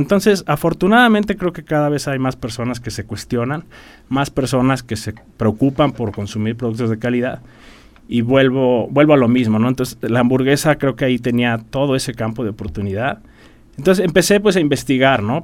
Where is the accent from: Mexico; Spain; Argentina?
Mexico; Querétaro; yo soy queretano